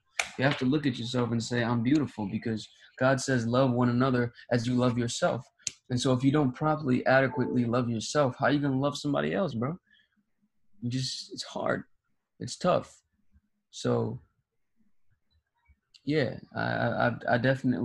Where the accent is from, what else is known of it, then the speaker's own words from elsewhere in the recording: Ghana; I was born in Ghana